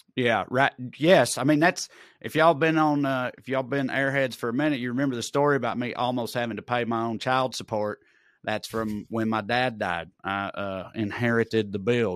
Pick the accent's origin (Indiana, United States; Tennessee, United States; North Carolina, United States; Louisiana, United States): Tennessee, United States; Celina; moved away; I had to spend a lot of time in Salina, my hometown